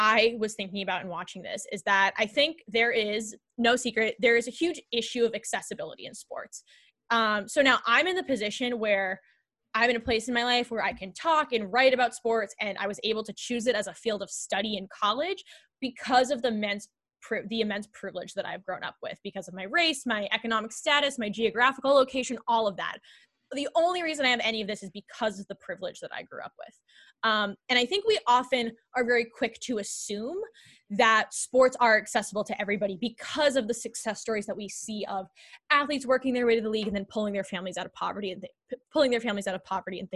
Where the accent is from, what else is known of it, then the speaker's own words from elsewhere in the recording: Northeast, United States; we grew up on the East Coast, like the Northeast